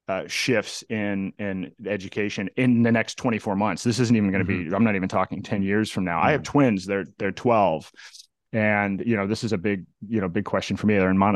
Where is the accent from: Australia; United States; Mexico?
United States; Indiana; also born or lived in Florida / Massachusetts; now in New Hampshire, United States; I was actually originally from Indiana and then spent some time in Florida.